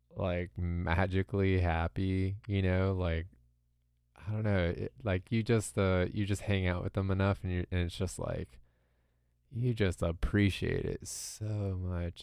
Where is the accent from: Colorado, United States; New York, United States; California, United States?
California, United States; Southern; I grew up in America, you know, in Southern California